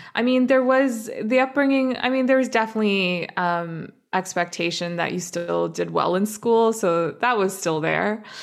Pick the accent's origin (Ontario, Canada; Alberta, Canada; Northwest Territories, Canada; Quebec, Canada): Ontario, Canada; Toronto; also born or lived in Dubai; now in Vancouver, Canada; when I was six, um, my family immigrated to, to Canada, to Toronto